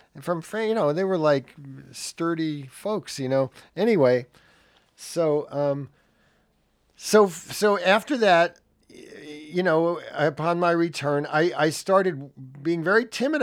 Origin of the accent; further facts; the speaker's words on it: Jersey Shore, New Jersey, United States; also born or lived in Brooklyn, New York; I was born in Brooklyn, New York. Uh, at the age of three, we moved to the Jersey Shore